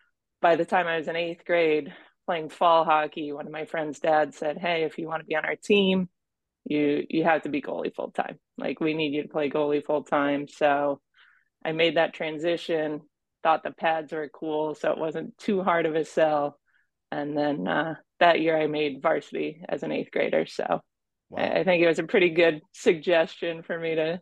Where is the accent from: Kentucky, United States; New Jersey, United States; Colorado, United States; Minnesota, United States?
Minnesota, United States; I grew up in Minnesota